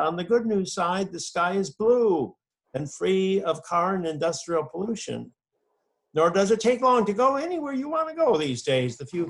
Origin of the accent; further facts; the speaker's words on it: Massachusetts, United States; my home state of Massachusetts